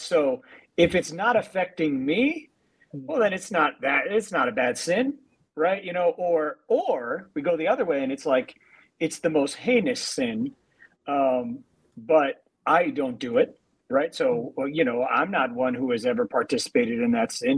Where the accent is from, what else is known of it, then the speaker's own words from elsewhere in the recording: New York, United States; being in New York, like as a New Yorker